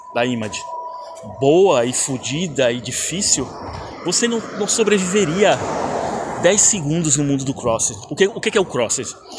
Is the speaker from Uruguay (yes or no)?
no; Brazil; moved away as an adult; now in Canada; eu saí do Brasil vai fazer um ano já